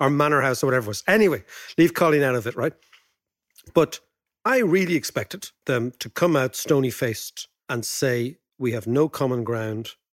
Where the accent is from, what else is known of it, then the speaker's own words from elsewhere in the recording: Ireland; as Irish people